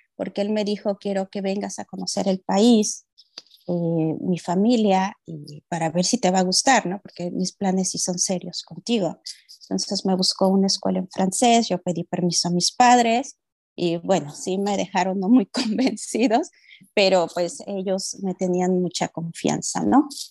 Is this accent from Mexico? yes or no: yes; Mexico; moved away; soy de México